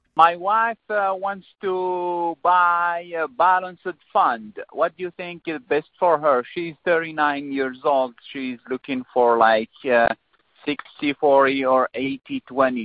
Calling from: Kansas, United States; English is a second language; moved away as an adult; I'm calling from Kansas

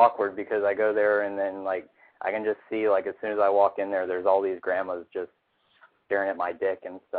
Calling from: Atlanta, Georgia, United States; I'm calling from Atlanta.

